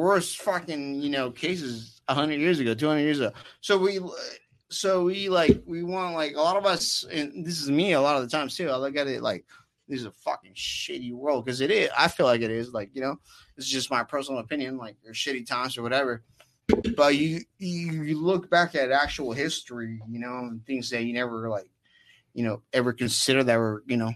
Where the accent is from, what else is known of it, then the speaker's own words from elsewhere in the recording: Oceanside, California, United States; we're from Oceanside